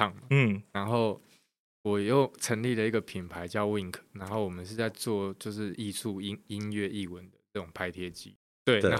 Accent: Kaohsiung, Taiwan; accent: Taiwanese, Kaohsiung; 然后我就发现哇，我的声音超台，就听起来很很很高雄人。

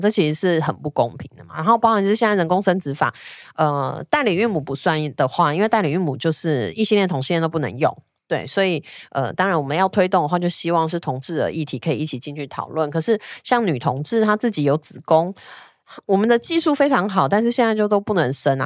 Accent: Taiwan; 我一说我是台湾来

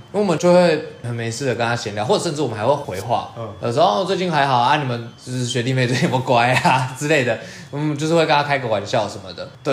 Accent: southern Taiwan, Taiwan; 他们是先抓到我是南部人

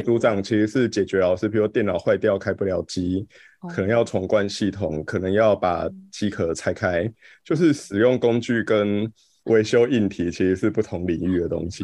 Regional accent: Pingtung County, Taiwan; 因为我是屏东人，所以我回屏东实习

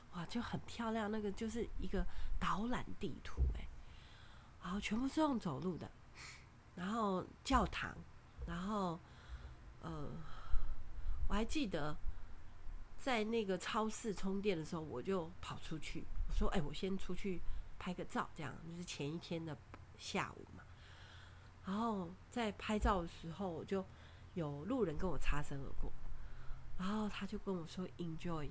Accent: Taiwan; 我们从台湾来

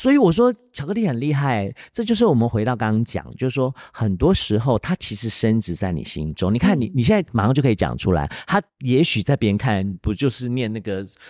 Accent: Taiwan; 大家都觉得，哎，你是你是闽南人吗？我说不是，其实我是客家人。

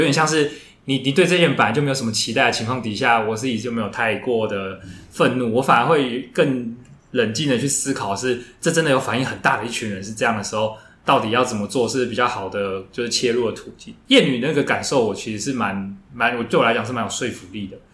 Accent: Taiwan; 我们台湾人大部分都喜欢 F B

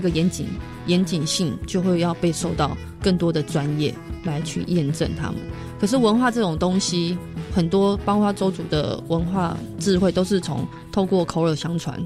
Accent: Taipei, Taiwan; also born or lived in Leye, Alishan, Chiayi County; now in Alishan, Taiwan; 我是台北人

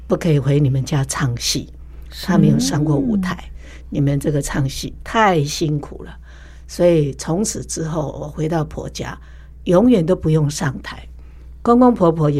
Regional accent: Taipei, Taiwan; 更疼惜我这个从台北嫁过来的新妇

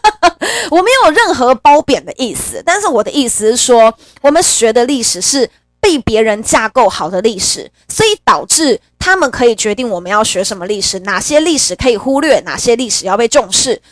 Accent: Taiwan; 我一辈子生活在台湾

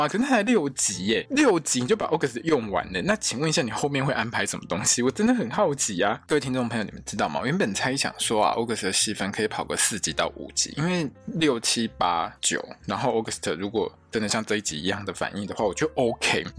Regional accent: Italy; Chinese is a second language; 他的伴手礼就是我们意大利人最最最讨厌，上面全部都是 on 来的那个披萨。

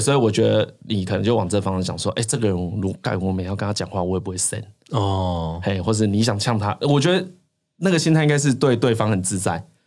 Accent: rural Changhua, Changhua County, Taiwan; 我是住彰化的乡下

